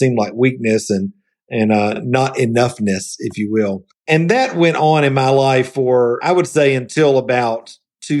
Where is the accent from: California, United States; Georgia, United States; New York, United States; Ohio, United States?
Georgia, United States; Columbus; also born or lived in Atlanta, United States; now in Asheville, United States; I grew up in Middle Georgia in Columbus, Georgia